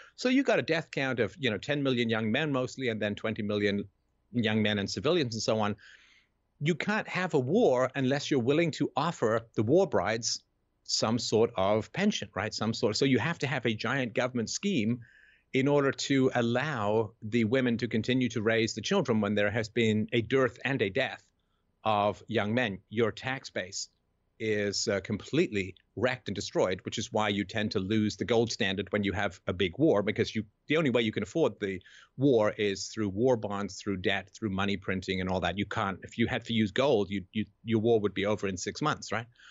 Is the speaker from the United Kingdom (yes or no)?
yes; England, United Kingdom; growing up in England in the seventies